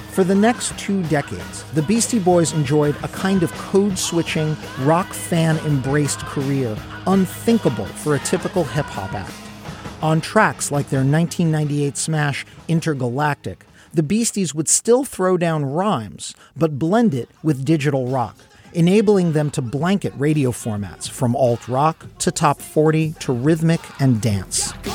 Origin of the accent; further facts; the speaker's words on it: Brooklyn, New York, United States; my hometown of Brooklyn